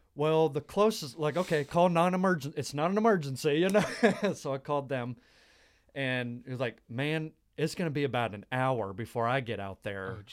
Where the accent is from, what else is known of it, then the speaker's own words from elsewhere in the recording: Dallas, Texas, United States; moved away as an adult; also born or lived in New Mexico; I lived in New Mexico, the state of New Mexico, for about three years, and I'm from the Dallas area originally